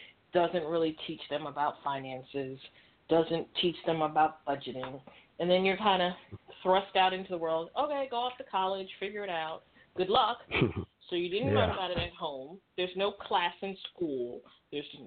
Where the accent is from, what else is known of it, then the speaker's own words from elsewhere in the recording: New York City, New York, United States; I grew up in New York City